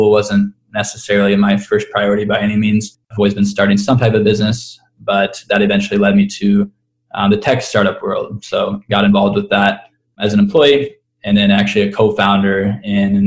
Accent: Kansas City, Kansas, United States; moved away as an adult; also born or lived in Oxford, Mississippi; now in Denver, United States; I was born and raised in Kansas City, a nice suburb kind of outside the city on the Kansas side

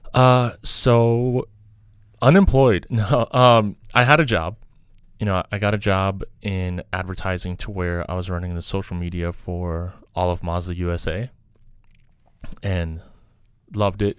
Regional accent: New York City, New York, United States; also born or lived in Kazakhstan / Soviet Union; Grew up in New York, you know, grew up in New York City

